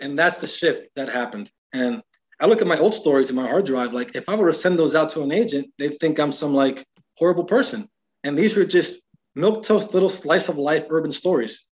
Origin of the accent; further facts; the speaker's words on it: Miami, Florida, United States; moved away as an adult; also born or lived in Iowa; I come from Miami, uh, probably you could say I'm from the hood. It's the way I grew up.